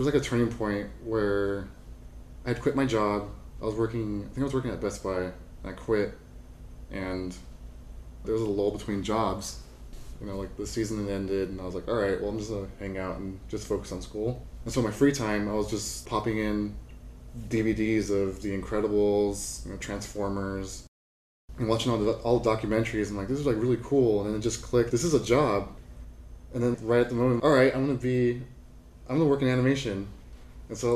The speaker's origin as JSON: {"language": "English", "area": "Orange County", "region": "California", "country": "United States", "tie": "born or raised there", "said": "I grew up in Orange County, so like I'm from Disneyland kid."}